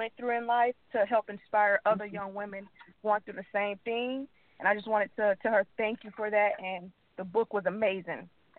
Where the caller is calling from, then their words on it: Winter Haven, Florida, United States; I'm calling from Winter Haven, Florida.